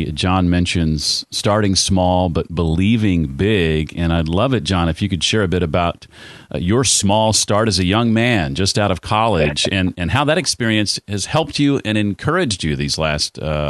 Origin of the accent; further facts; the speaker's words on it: Indiana, United States; I'm from Indiana